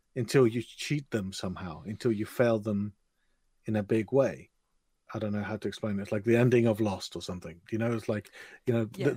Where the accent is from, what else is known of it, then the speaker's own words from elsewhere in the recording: England, United Kingdom; typical English person